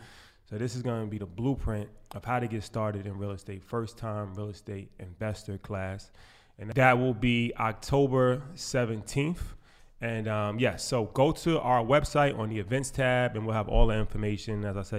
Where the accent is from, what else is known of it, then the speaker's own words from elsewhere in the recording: New York, United States; we come from New York, and especially me, you know, I have a career in finance